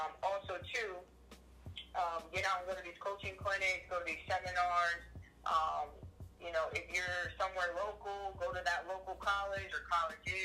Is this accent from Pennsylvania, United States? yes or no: yes; Pennsylvania, United States; moved away as an adult; also born or lived in Auburn, Alabama / Denver, Colorado; now in Harrisonburg, United States; I'm originally from Pennsylvania